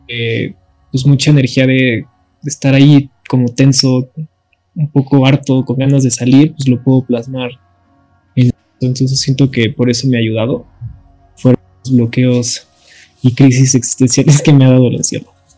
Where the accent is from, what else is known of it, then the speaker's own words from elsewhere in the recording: Mexico City, Mexico; soy de la Ciudad de México